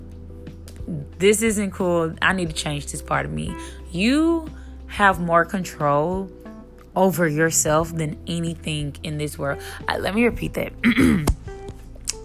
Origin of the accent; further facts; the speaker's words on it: Memphis, Tennessee, United States; now in Dallas, United States; I'm from Memphis, Tennessee. I'm living in Dallas, Texas now.